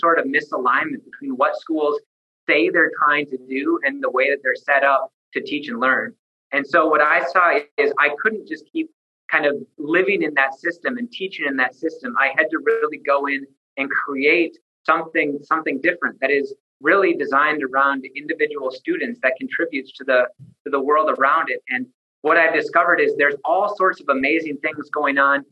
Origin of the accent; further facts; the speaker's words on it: central Minnesota, United States; also born or lived in Sioux Falls, South Dakota / Twin Cities, Minnesota; I grew up in central Minnesota, graduated from Starzell High School in 2005